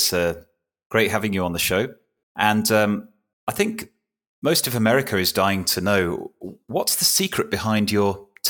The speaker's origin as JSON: {"language": "English", "country": "United Kingdom", "said": "as a Brit"}